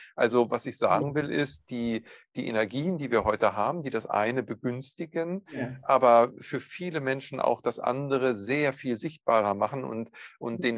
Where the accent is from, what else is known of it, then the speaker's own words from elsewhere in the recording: Northern Germany, Germany; bei uns in Norddeutschland